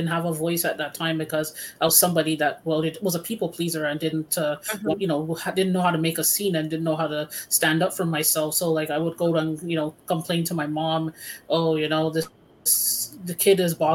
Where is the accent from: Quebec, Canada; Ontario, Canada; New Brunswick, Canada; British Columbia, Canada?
Quebec, Canada; Montreal; I am from Montreal